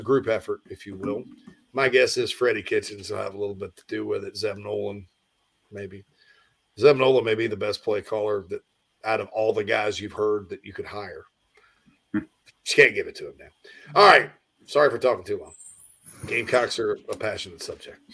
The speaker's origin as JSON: {"language": "English", "town": "Spartanburg", "region": "South Carolina", "country": "United States", "tie": "born or raised there", "moved": "yes", "said": "I'll move back to my home area of the upstate of South Carolina"}